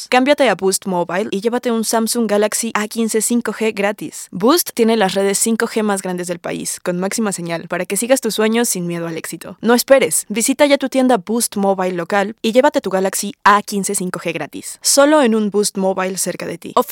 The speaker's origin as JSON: {"language": "Spanish", "country": "Colombia", "said": "Desde que tengo memoria me han contado muchas historias sobre un pueblo en mi país, Colombia, que se ha vuelto muy popular y ya hace parte como de la cultura o el folclore"}